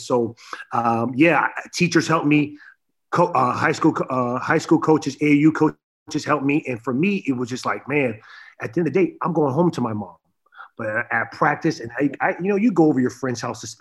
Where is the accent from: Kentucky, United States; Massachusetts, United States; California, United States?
California, United States; San Diego; moved away as an adult; also born or lived in Boston; now in Los Angeles, United States; growing up in San Diego